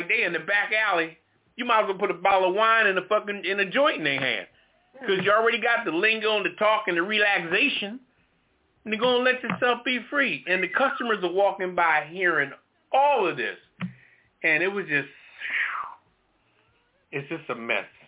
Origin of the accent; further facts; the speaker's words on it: Philadelphia, Pennsylvania, United States; I'm from Philly